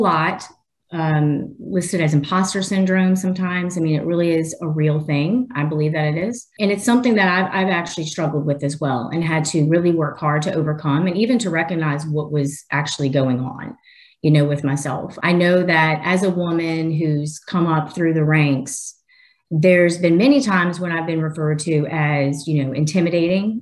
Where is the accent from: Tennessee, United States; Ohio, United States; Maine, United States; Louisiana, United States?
Louisiana, United States; New Orleans; I live in Louisiana, born and raised in New Orleans